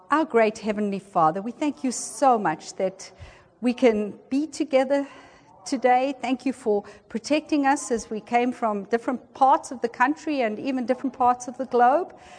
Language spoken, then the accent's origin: English; South Africa; moved away as an adult; also born or lived in Peru / Argentina / Philippines; now in Washington, D.C., United States; I'm South African by birth, and that's where I grew up and went to school